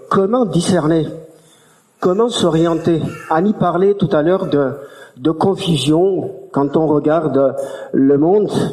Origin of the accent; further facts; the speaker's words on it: Madagascar; ici en tant, en tant que malgache